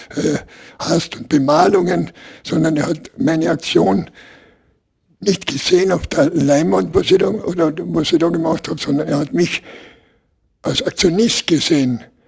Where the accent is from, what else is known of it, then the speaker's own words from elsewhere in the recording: Klagenfurt, Carinthia, Austria; bei uns in Klagenfurt